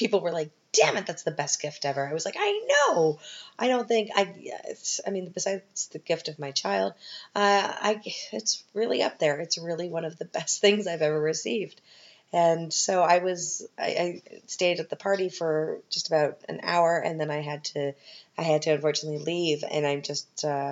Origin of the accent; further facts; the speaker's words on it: Canada; now in Vienna, Austria; I'm a Canadian